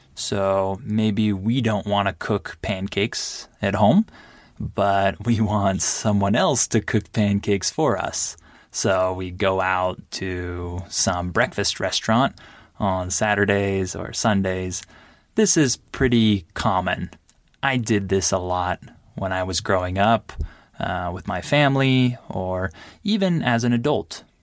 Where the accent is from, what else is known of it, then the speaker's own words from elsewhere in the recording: United States; I'm American